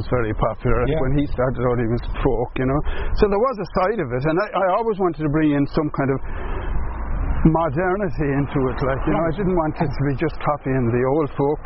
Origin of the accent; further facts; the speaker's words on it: Limerick, Munster, Ireland; moved away; also born or lived in London; growing up in Limerick